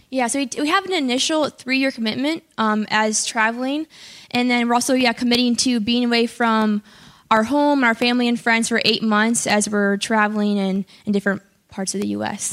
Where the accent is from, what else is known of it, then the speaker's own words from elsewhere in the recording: Chicago, Illinois, United States; I'm from the Chicago area.